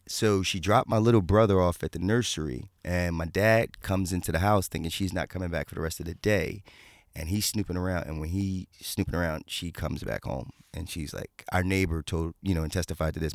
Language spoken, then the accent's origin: English; Philadelphia, Pennsylvania, United States; I grew up in Philadelphia